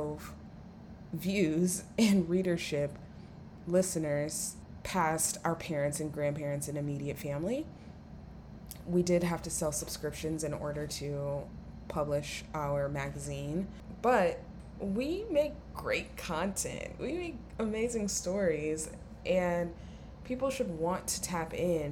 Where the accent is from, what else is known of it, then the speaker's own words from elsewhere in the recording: Atlanta, Georgia, United States; I'm from Atlanta, which is a major city, of course.